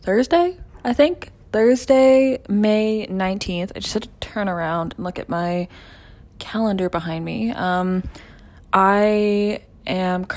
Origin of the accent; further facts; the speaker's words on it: Ontario, Canada; accent: Canadian; I'm from Ontario